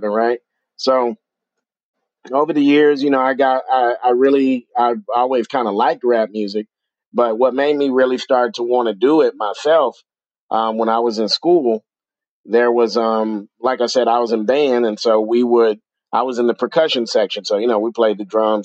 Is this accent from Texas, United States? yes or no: yes; Austin, Texas, United States; also born or lived in Houston, Texas; I'm out of Austin, Texas. Pretty much raised up here. I was born in Houston, lived all over Texas, but Austin is pretty much my hometown